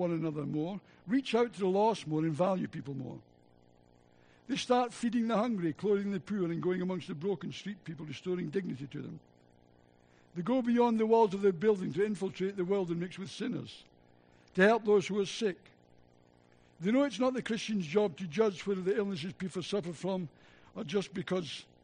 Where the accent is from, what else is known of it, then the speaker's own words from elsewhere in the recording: Scotland, United Kingdom; accent: Scottish; my Scottish accent